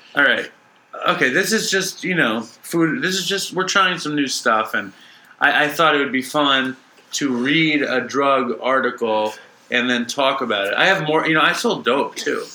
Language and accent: English; New York City, New York, United States; I grew up in Manhattan